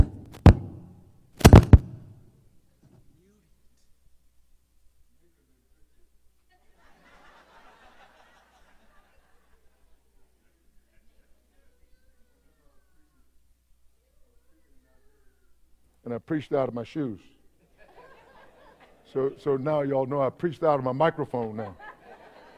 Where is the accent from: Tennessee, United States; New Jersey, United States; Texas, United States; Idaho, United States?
Texas, United States; East; I grew up in East Texas